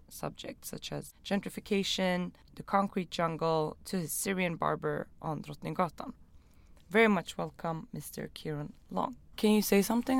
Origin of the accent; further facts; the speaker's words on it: Stockholm, Stockholm County, Sweden; I'm from here and I feel like I'm from Stockholm